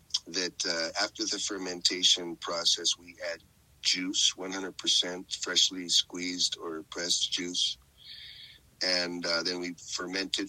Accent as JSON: {"language": "English", "region": "northern Mexico", "country": "Mexico", "tie": "born or raised there", "said": "I'm a Norteño. I grew up in Norteño"}